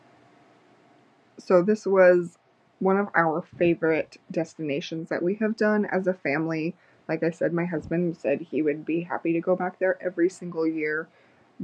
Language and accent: English; New Mexico, United States; I am from New Mexico